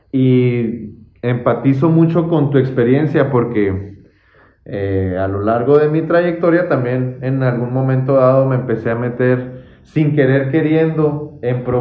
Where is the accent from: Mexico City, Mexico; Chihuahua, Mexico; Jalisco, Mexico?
Chihuahua, Mexico; Santa Bárbara; Crecí en Santa Bárbara.